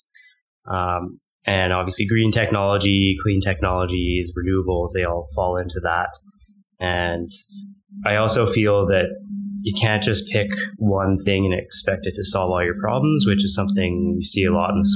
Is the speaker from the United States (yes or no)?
no; Calgary, Alberta, Canada; also born or lived in Victoria; I'm born and raised in Calgary.